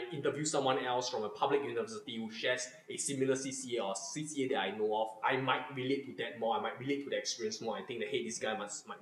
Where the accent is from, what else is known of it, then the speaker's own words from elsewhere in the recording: Singapore; being a Singaporean and being born in Singapore